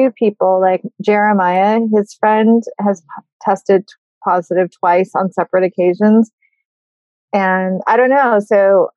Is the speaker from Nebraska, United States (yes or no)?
no; Burbank, California, United States; moved away as an adult; also born or lived in Berkeley / Bay Area; now in New York, United States; I grew up in Burbank and I went to school at Berkeley and I lived in the Bay Area and then I moved to New York. So I've been here since 2003